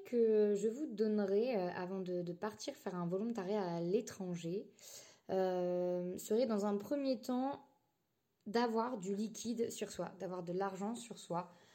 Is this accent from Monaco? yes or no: no; France; j'ai 25 ans et je suis française